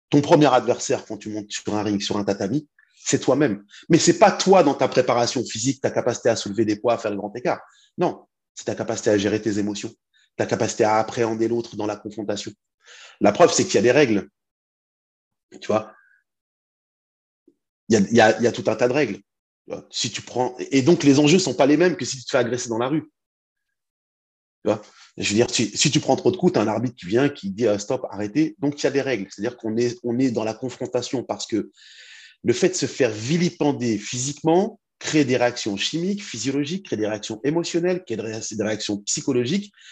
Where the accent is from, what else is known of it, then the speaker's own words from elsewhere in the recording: Île-de-France, France; now in Rouen, France; je viens d'Île-de-France, mais j'habite à Rouen.